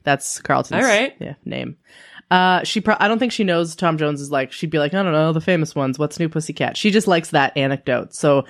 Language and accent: English; British Columbia, Canada; also born or lived in Kingston, Ontario; we lived in BC, in rural northern BC